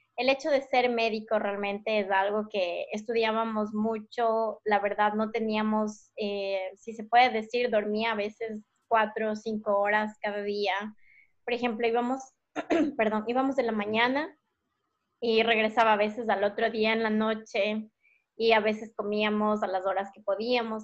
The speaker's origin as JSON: {"language": "Spanish", "country": "Ecuador", "moved": "yes", "said": "estaba acostumbrada a comer en Ecuador mm, frutas, verduras, lo más fresco posible"}